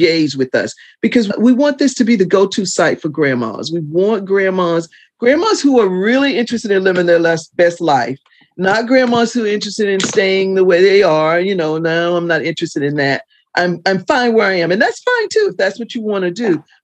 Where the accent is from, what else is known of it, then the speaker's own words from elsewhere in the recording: the South, United States; in the South at the time when I was born